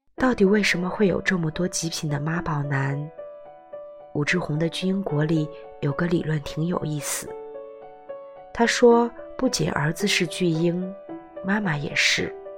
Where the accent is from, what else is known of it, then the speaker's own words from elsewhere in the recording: China; 在我们中国人看来，因为这点小事离婚有点儿不可理喻